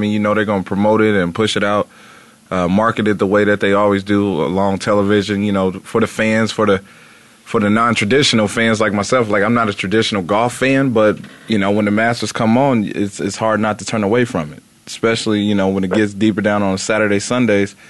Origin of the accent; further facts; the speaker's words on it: Indiana, United States; moved away; growing up in Indiana